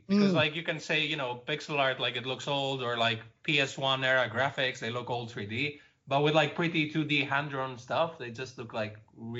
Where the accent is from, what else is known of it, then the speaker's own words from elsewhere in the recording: Greece; English is a second language; now in Netherlands; I'm originally from Greece, but I live in the Netherlands now.